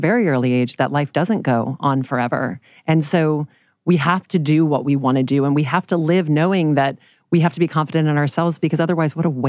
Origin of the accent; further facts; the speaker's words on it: Louisiana, United States; now in New York City, United States; This is my Louisiana upbringing too.